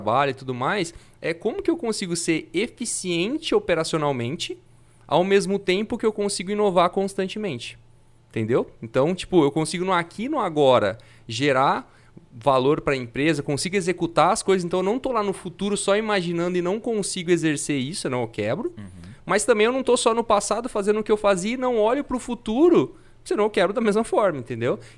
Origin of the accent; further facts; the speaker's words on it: Fernandópolis, São Paulo, Brazil; now in São José do Rio Preto, Brazil; eu sou de Fernandópolis, não sou de Rio Preto, mas faz 10 anos que eu tô aqui.